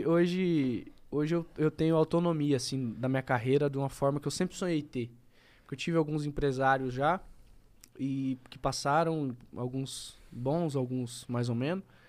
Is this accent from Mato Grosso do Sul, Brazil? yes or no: yes; Campo Grande, Mato Grosso do Sul, Brazil; eu sou um cara de Campo Grande, sou do Mato Grosso do Sul.